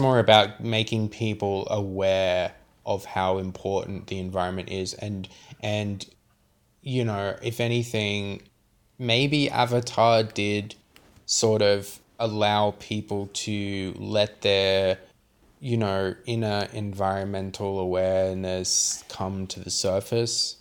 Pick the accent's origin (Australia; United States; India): Australia; Sydney, New South Wales; I'm from Western Sydney